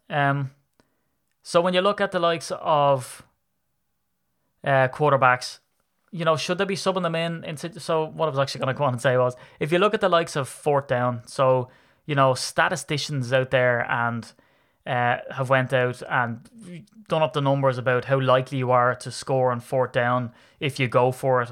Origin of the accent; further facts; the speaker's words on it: Ireland; I'm an Irishman